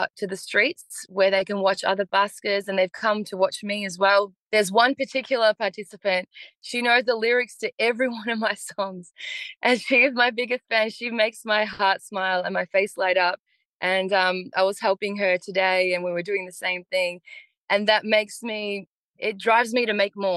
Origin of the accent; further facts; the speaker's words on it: Melbourne, Victoria, Australia; also born or lived in Bosnia; I'm a local artist from Melbourne. I was born in Bosnia and migrated here with my family in 92.